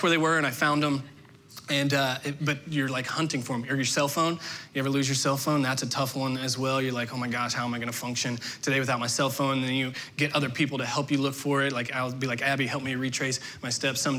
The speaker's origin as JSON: {"language": "English", "region": "southern Indiana", "country": "United States", "tie": "born or raised there", "moved": "yes", "said": "Growing up in southern Indiana"}